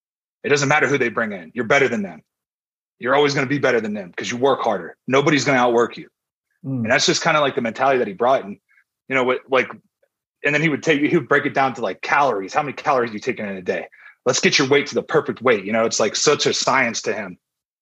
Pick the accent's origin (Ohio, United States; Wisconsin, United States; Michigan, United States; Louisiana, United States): Ohio, United States; So I grew up in Ohio, man.